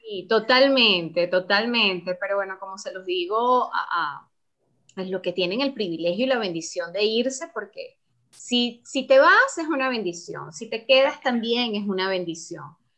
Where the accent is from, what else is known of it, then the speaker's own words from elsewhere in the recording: Venezuela; moved away; para nosotros los venezolanos